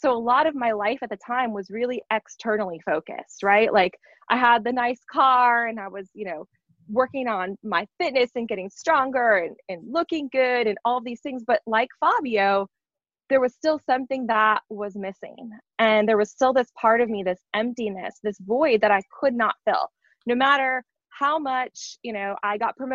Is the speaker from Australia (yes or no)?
no; North Dakota, United States; moved away as an adult; I grew up in North Dakota in a very, very small town of 100 people